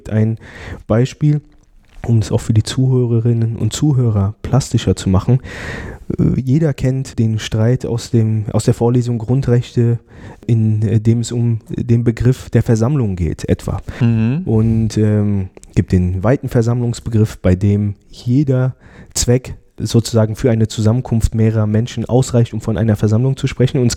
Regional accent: Frankfurt, Hesse, Germany; born there; moved away as an adult; also ich bin äh, gebürtiger Frankfurter und bin zum Studium nach Freiburg gegangen

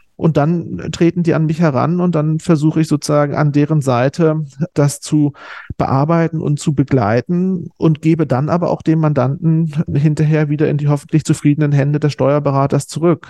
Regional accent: East Germany, Germany; moved away as an adult; also born or lived in Osnabrück, Germany; now in Berlin, Germany; da ich aus dem Osten komme, äh, so in Wendezeiten das Abitur abgelegt habe, noch mit einer spezifischen DDR-Ausbildung

